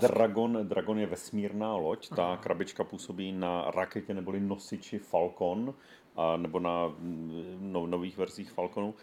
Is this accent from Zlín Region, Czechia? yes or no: yes; Zlín, Zlín Region, Czechia; ze Zlína